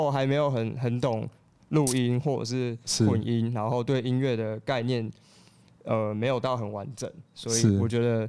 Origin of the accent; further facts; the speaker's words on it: Tainan, Taiwan; now in Taichung, Taiwan; 我是我是台南人，